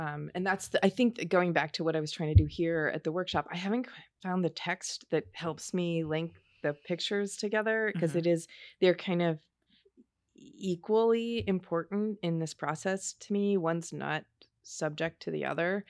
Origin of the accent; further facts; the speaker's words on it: Baltimore, Maryland, United States; also born or lived in Shreveport, Louisiana; I was born in Shreveport, Louisiana, but I grew up in Baltimore.